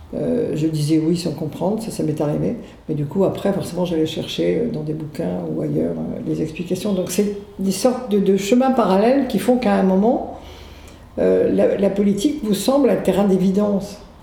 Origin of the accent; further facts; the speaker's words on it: Saint-Brieuc, Brittany, France; also born or lived in Loudéac / Versailles / Rennes; now in Morlaix, France; je suis née à Loudéac dans les Côtes d'Armor. Euh, ensuite, je, suis allée à l'école à Saint-Brieuc